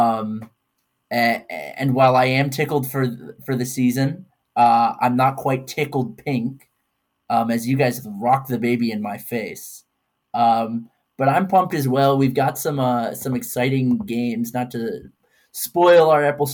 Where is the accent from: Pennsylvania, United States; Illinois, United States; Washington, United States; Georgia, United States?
Georgia, United States; Atlanta; I'm a sports fan growing up in Atlanta